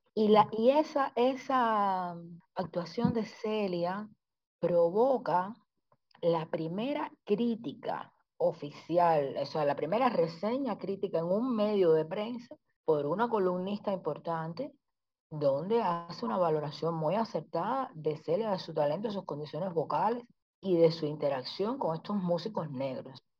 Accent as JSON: {"language": "Spanish", "country": "Cuba", "said": "yo soy mujer, soy negra, soy cubana"}